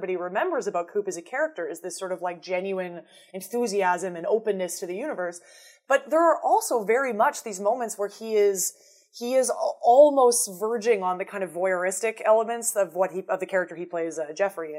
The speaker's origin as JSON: {"language": "English", "country": "Canada", "said": "we're all Canadian"}